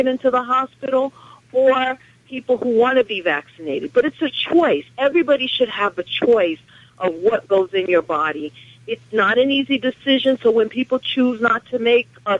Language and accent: English; Westchester, New York, United States; from Westchester